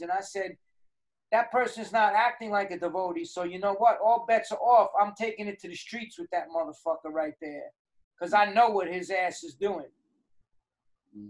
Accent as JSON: {"language": "English", "town": "New York City", "region": "New York", "country": "United States", "said": "I'm a New Yorker"}